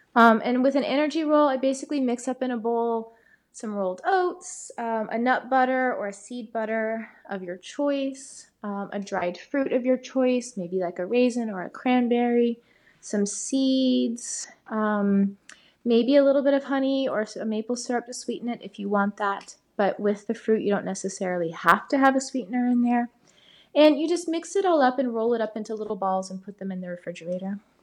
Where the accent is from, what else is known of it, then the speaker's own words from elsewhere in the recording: Atlanta, Georgia, United States; I'm from Atlanta